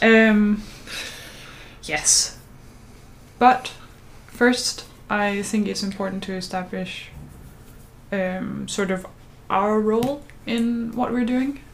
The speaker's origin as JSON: {"language": "English", "country": "Denmark", "said": "as a Danish person"}